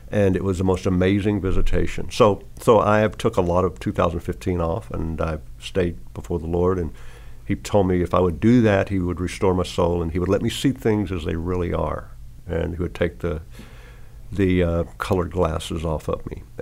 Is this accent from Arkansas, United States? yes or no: yes; Arkansas, United States; now in Tennessee, United States; Sixty five. So right. with great grandchildren. Great grandchildren. But see, I'm from Arkansas